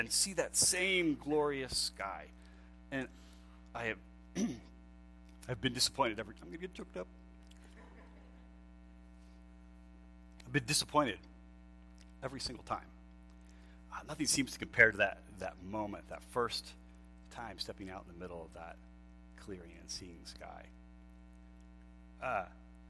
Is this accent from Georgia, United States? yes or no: no; Lancaster, Pennsylvania, United States; I grew up in Pennsylvania, East Coast, Lancaster, Pennsylvania, Amish and Mennonite people